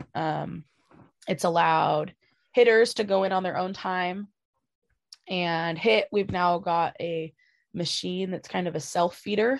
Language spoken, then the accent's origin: English; Washington, United States; growing up in Washington and playing softball in Washington